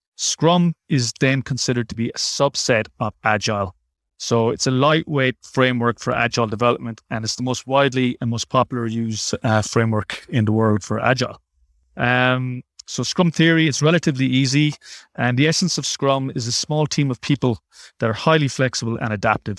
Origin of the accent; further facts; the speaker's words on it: Ireland; moved away as an adult; also born or lived in Dublin; now in Sydney, Australia; I'm also Irish, just like Neil